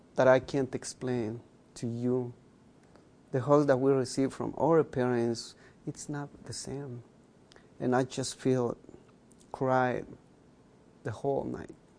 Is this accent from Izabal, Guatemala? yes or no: no; Chichicastenango, Quiché, Guatemala; first language K'iche'; English is a second language; moved away as an adult; also born or lived in Binghamton, New York; now in United States; i'm a mayan i speak uh, uh, one of the 23 mayan languages that we have in guatemala that's my first language